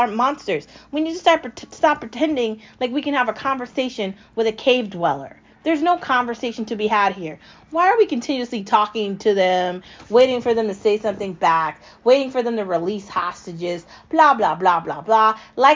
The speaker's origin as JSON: {"language": "English", "country": "United States", "said": "I am an American, skin in, skin out"}